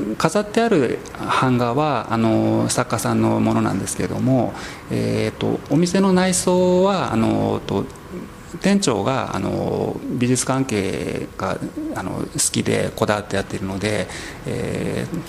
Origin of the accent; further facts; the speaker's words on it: Kagoshima, Japan; also born or lived in Kodaira, Tokyo; now in Tokyo, Japan; 鹿児島の出身です